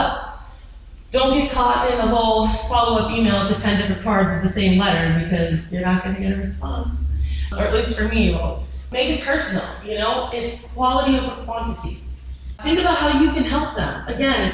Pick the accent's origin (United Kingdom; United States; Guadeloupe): United States; Boston, Massachusetts; I'm from Boston and I'm Italian and I speak fast